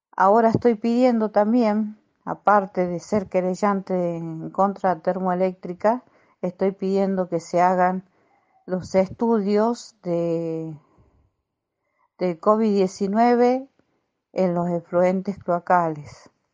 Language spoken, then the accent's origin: Spanish; Santiago del Estero, Argentina; also born or lived in Córdoba; now in San Miguel de Tucumán, Argentina; Soy de San Miguel de Tucumán, nacida en Córdoba. Estuve 12 años en Santiago del Estero, provincia de Santiago del Estero, después me vine a Tucumán